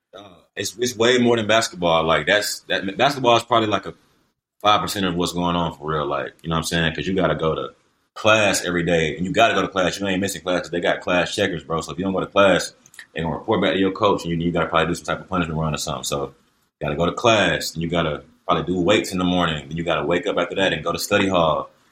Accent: Columbia, South Carolina, United States; I'm from Columbia, born and raised Columbia, South Carolina.

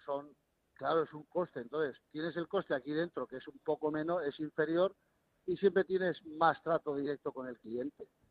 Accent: Spain; moved away as an adult; now in Morocco; yo como español

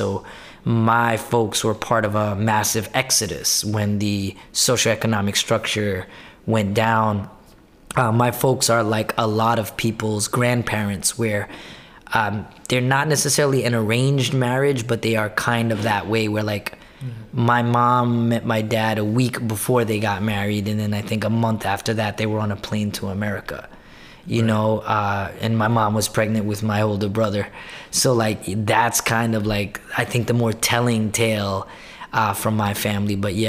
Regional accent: New York City, New York, United States; also born or lived in Brooklyn, New York; I'm born and raised in Queens, so I'm a Queensian. Especially now that I'm living in Brooklyn, I'm claiming Queens harder than ever.

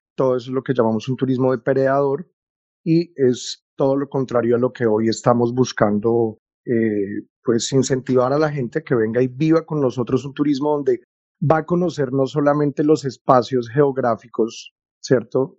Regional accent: Bogotá, Colombia; moved away as an adult; now in Taganga, Colombia; Nací en Bogotá, pero renací en el mar de Taganga.

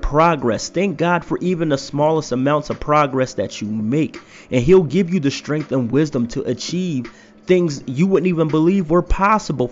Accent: Philadelphia, Pennsylvania, United States; moved away as an adult; now in Idaho, United States; I just moved to Idaho from my hometown of Philadelphia

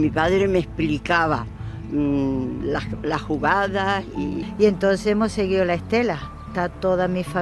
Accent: Málaga, Andalusia, Spain; Malaguista soy porque soy malagueña.

